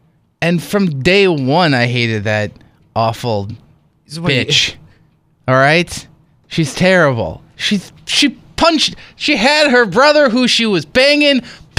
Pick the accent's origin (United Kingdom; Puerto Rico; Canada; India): United Kingdom; I'm British